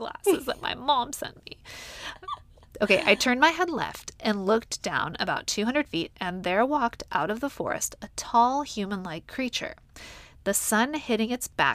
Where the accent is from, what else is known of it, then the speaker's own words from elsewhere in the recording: Whidbey Island, Washington, United States; moved away; since I'm originally from Washington, I thought I would have a little look-see at the sightings that have been reported there. And, excitedly, I found some sightings from my hometown on Whidbey Island